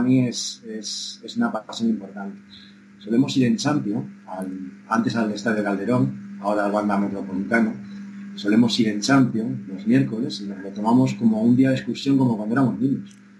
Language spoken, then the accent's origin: Spanish; Cuenca de Campos, Castile and León, Spain; Soy un niño de Cuenca de Campos, como te digo, de la escuela rural, de mi maestro don Valentín